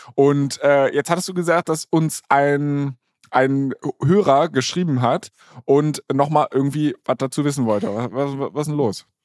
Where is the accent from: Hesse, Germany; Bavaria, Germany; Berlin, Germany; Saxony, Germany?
Berlin, Germany; now in Hamburg, Germany; ich komme ursprünglich aus Berlin